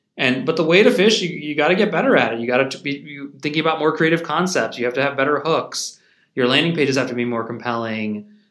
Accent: St. Louis, Missouri, United States; moved away as an adult; now in St. Louis, United States; I was born and raised in St Louis

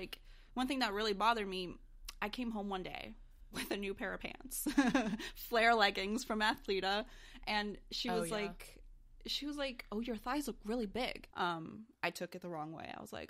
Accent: Brazil; also born or lived in United States; Growing up, I grew up in Brazil, mostly. Well, actually, that's not true. I grew up here and in Brazil.

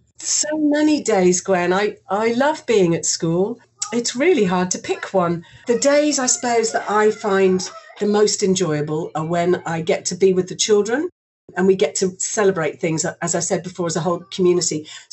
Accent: Singapore; because I grew up in Singapore and I went to an international school from the age of 9 all the way through to 18.

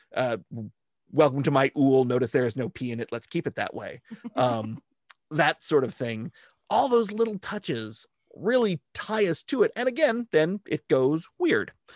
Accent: California, United States; growing up in California

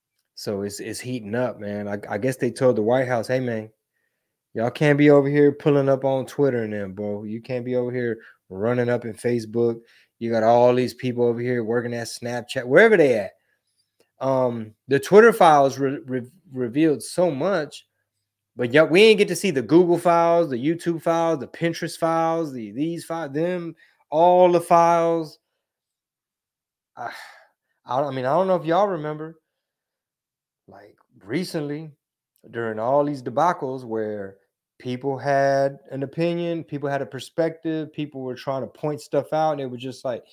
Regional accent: Ohio, United States; born there; my parents didn't bring me here. I was born in Ohio.

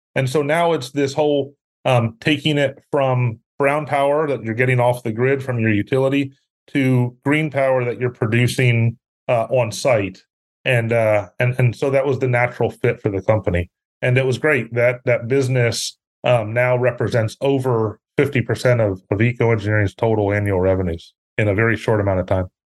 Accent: Pennsylvania, United States; moved away as an adult; also born or lived in Syracuse, New York; now in Houston, United States; I grew up up north in Pennsylvania. Live in Houston, Texas today.

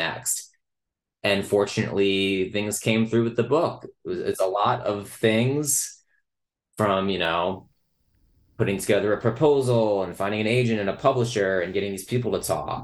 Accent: New Jersey, United States; growing up in New Jersey in the years of the book

